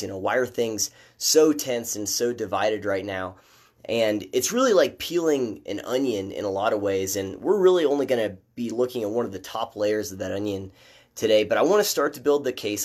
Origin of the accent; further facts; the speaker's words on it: Midwest, United States; moved away; I'm from the Midwest